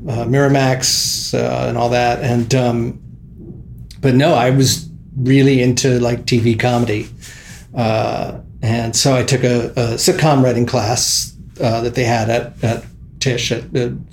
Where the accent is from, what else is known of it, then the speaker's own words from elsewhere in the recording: Philadelphia, Pennsylvania, United States; moved away; I am from Philadelphia. I like to say West Philadelphia